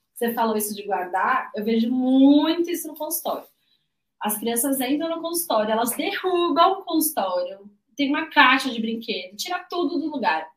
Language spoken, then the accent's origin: Portuguese; São Paulo, Brazil; eu, que sou de São Paulo